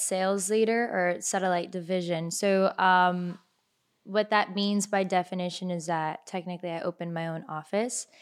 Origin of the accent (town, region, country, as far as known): Miami, Florida, United States; born or raised there; also born or lived in Kendall / Orlando